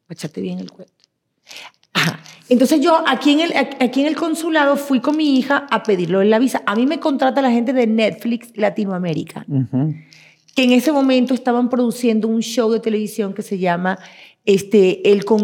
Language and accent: Spanish; Venezuela; moved away; Yo soy venezolana, nací en la República de Venezuela.